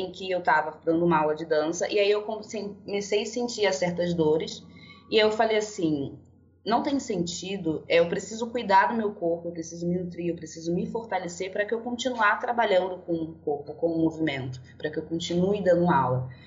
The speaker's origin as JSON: {"language": "Portuguese", "country": "Angola", "also_born_or_lived": "Brazil", "lives_now": "São Paulo, Brazil", "said": "é, eu sou angolana e brasileira. Eu fui naturalizada no Rio de Janeiro, atualmente agora eu moro em São Paulo."}